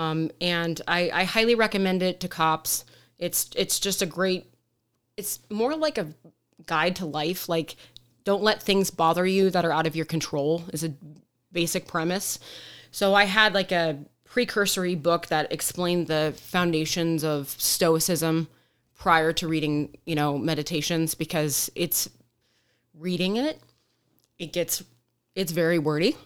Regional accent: Detroit, Michigan, United States; now in Arizona, United States; growing up in Metro Detroit

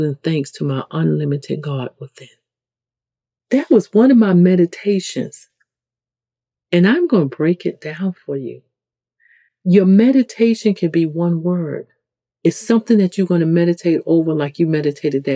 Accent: New York City, New York, United States; accent: New York; If you come from the hood in the ghetto, like I come from the South Bronx

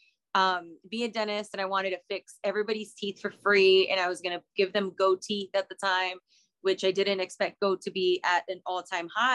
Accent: Reynosa, Tamaulipas, Mexico; now in San Antonio, United States; I was born in Reynosa, Tamaulipas in 87.

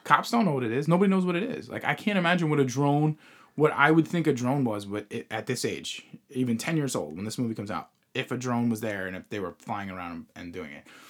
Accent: Long Island, New York, United States; where we grew up on Long Island

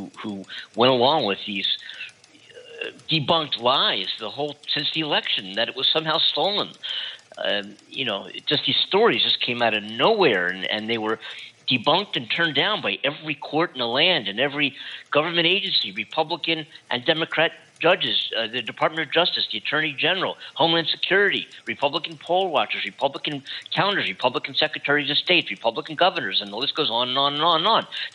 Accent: United States; as an American citizen myself

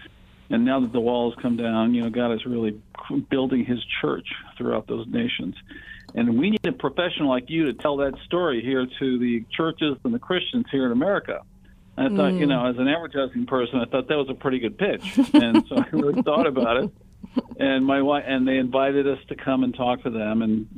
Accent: Connecticut, United States; moved away; also born or lived in California; I grew up in Connecticut, and in the early to mid-70s, I moved to California.

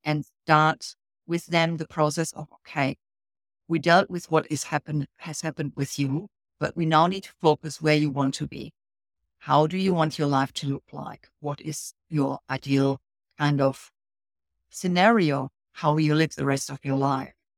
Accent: Germany; moved away as an adult; now in Australia; originally, years and years and years ago, I came off from Germany, and that was in a complete different career, uh, working in business. I came over for a German company

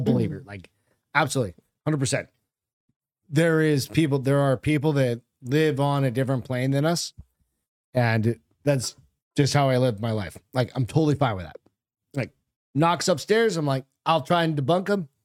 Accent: Hampton, New Hampshire, United States; I grew up in New Hampshire

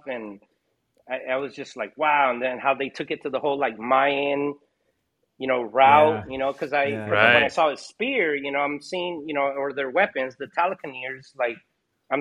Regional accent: Hawaii, United States; I was born in Hawaii.

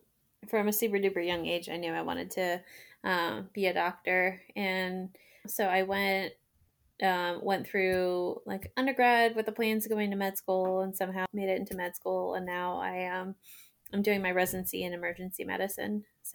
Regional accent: Laurel, Maryland, United States; also born or lived in Falls Church, Virginia; So I was in Falls Church, Virginia for the first 3 years. And then I grew up in Laurel, Maryland.

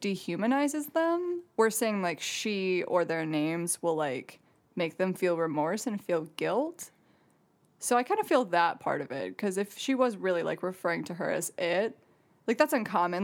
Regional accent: Jackson, Michigan, United States; I'm from Jackson

